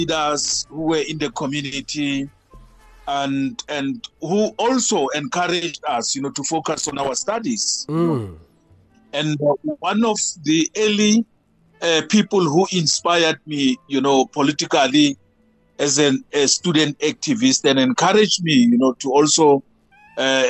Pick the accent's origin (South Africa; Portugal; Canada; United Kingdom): South Africa; Rustenburg, North West; I was born 1962 in the township called Tlhabane, Rustenburg, Northwest Province